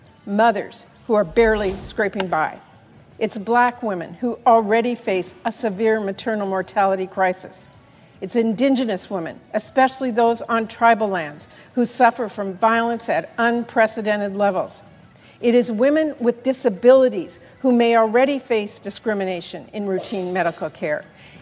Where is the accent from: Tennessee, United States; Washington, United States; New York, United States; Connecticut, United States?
Washington, United States; And we're seeing this firsthand in my home state of Washington.